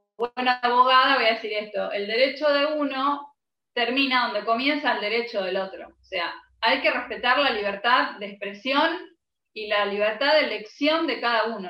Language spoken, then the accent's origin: Spanish; Argentina; yo nací en Argentina, mi país es recontra rockero